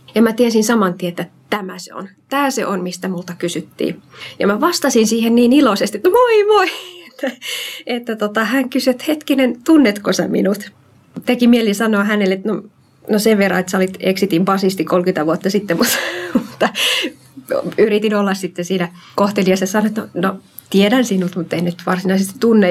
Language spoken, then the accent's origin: Finnish; Central Ostrobothnia, Finland; also born or lived in Uusimaa; now in Kirkkonummi, Finland; Mä oon lähtöisin Keski-Pohjanmaalta